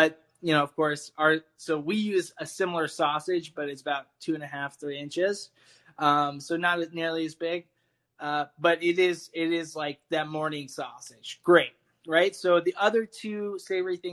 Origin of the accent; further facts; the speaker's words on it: Keller, Texas, United States; moved away; I'm from Fort Worth, okay. Texas, specifically Keller, which is North Texas